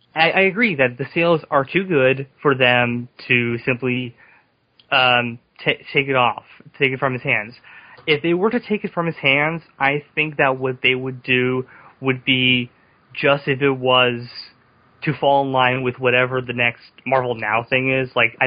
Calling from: California, United States; I'm calling from California.

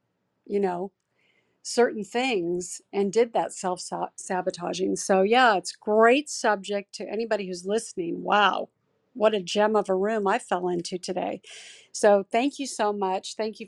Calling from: Los Angeles, California, United States; I'm coming in from Los Angeles.

